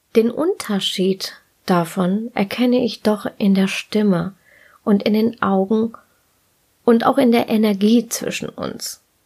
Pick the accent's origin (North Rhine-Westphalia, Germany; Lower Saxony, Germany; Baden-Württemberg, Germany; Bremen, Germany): North Rhine-Westphalia, Germany; Ruhr area; ich bin im Ruhrgebiet geboren und groß geworden